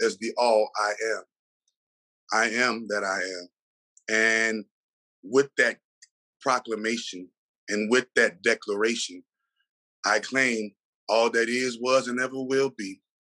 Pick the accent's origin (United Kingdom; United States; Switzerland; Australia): United States; New Orleans, Louisiana; I'm from New Orleans, Louisiana